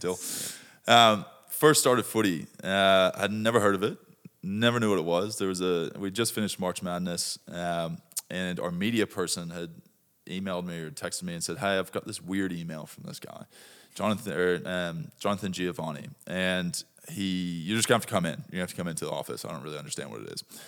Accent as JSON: {"language": "English", "town": "Dallas", "region": "Texas", "country": "United States", "tie": "born or raised there", "moved": "as an adult", "lives_now": "Australia", "said": "I grew up in Dallas, Texas"}